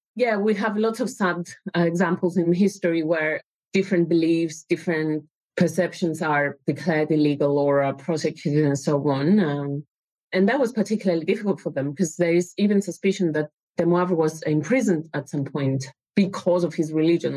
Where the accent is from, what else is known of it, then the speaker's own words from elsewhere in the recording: Cyprus; moved away as an adult; I lived mm, uh, yeah. quite old in Cyprus and, and then moved here.